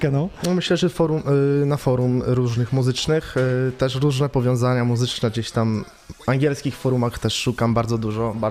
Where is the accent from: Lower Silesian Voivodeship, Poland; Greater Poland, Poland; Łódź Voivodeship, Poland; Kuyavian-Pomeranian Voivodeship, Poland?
Lower Silesian Voivodeship, Poland; Lubań; moved away; also born or lived in England; pochodzę z Lubania